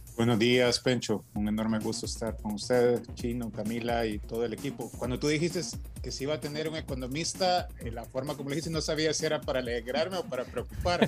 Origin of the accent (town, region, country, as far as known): El Salvador